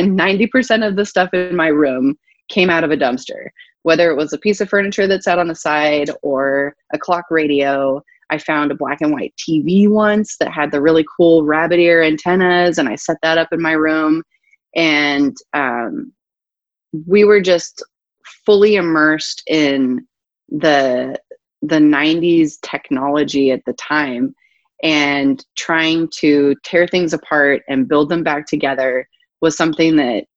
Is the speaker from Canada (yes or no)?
no; Johannesburg, Gauteng, South Africa; born or raised there; moved away as an adult; also born or lived in Durban, South Africa / Port Elizabeth, South Africa / Cape Town, South Africa / Northern California, United States; now in United States